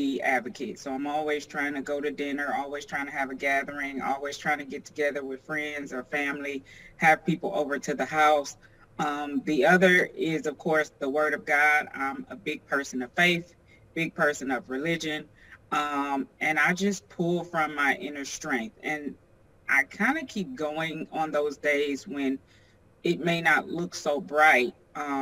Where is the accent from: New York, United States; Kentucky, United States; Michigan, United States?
Michigan, United States; Detroit; also born or lived in Chicago, Illinois; Born in Chicago, then migrated to Detroit when I was about 10.